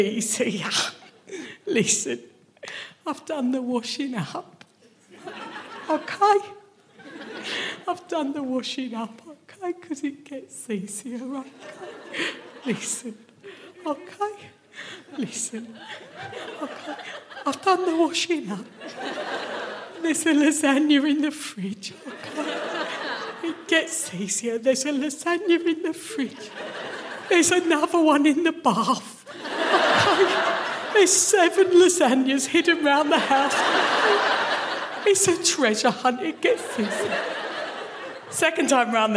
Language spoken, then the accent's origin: English; Kent, South East England, United Kingdom; moved away as an adult; now in Glasgow, United Kingdom; I am from Kent, the worst part of England. Like, to go from Kent to Glasgow